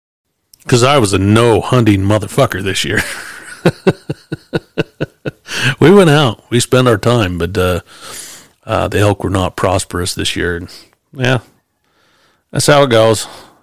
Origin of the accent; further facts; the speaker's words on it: Salt Lake City, Utah, United States; I actually talked in the city, I came from Salt Lake.